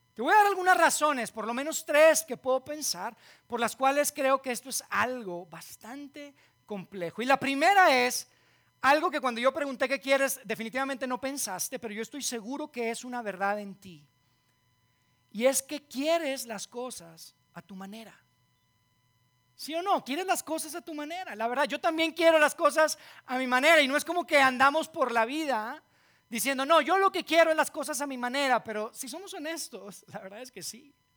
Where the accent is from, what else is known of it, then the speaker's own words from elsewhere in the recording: Monterrey, Nuevo León, Mexico; moved away; yo soy de Monterrey